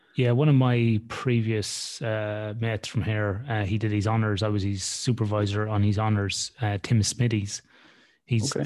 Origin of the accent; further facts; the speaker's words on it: Athlone, Leinster, Ireland; I'm from mm right in the middle